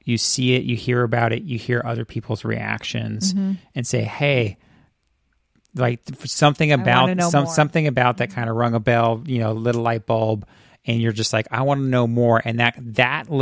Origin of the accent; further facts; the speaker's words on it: Central Coast of California, United States; I grew up in Central California, in the Central Coast of California